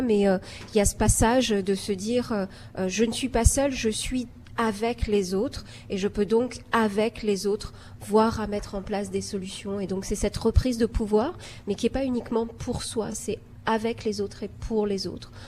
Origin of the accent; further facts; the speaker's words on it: Algeria; also born or lived in France; now in Toronto, Canada; j'ai grandi en Algérie, j'ai d'abord émigré en France, et puis en fait au Canada.